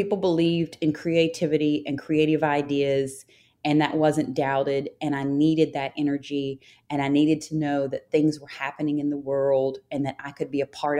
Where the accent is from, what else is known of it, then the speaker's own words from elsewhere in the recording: St. Albans, West Virginia, United States; also born or lived in Los Angeles, California; Growing up in St. Albans was safe